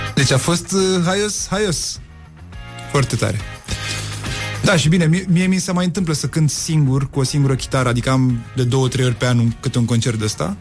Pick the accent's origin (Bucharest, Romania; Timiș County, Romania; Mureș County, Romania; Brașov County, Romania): Bucharest, Romania; also born or lived in Cluj; cartierul Pantelimon, de unde sunt eu de origine